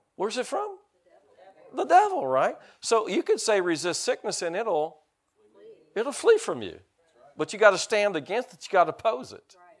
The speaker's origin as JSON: {"language": "English", "country": "United States", "said": "I'm an American"}